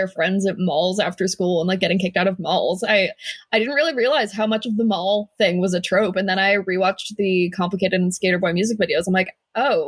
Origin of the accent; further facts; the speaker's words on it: United States; I'm not Canadian. I'm American.